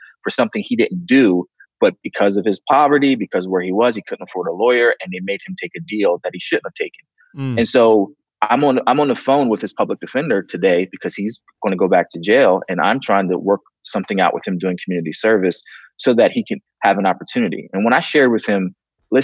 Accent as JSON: {"language": "English", "region": "the North", "country": "United States", "moved": "yes", "said": "I'm from the North"}